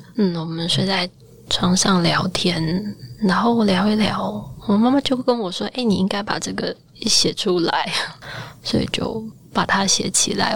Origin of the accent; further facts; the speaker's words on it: Taiwan; 我作为一个台湾人